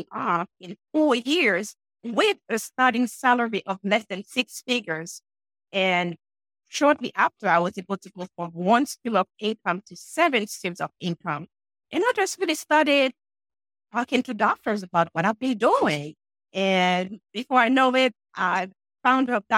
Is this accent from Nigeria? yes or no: no; Haiti; now in New Hampshire, United States; I'm sure you guys can hear an accent. And yes, I'm from Haiti, but I'm in New Hampshire, where it's very cold right now